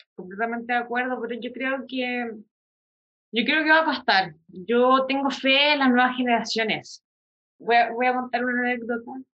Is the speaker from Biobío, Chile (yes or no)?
no; San Javier, Maule, Chile; also born or lived in Talca; yo me crié en San Javier, que es un pueblo chico, infierno grande